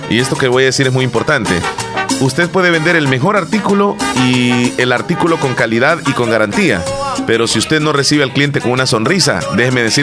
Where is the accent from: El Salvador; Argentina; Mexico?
El Salvador; no porque van a aparecer en la foto, porque los van a denunciar, sino porque somos salvadoreños.